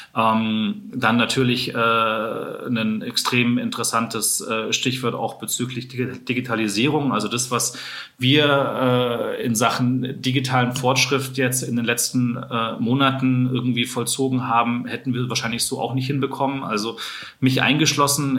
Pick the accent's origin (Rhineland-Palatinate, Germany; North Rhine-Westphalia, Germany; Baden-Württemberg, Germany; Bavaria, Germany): Bavaria, Germany; Munich; dass ich ja auch in München aufgewachsen bin, äh, geboren bin in München, schlägt natürlich jetzt dann schon auch mein Herz für die Heimatstadt.